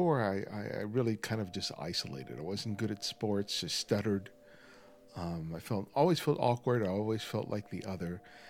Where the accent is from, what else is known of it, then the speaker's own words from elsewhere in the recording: Los Angeles, California, United States; also born or lived in New York; So for most of my life, I grew up